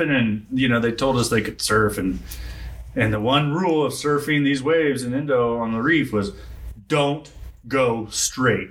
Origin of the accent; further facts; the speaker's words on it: Texas, United States; I'm from Texas.